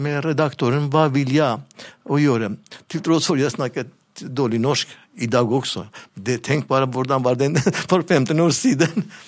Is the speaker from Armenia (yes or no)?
yes; Armenia; Norwegian is a second language; moved away as an adult; also born or lived in Levanger, Norway; now in Norway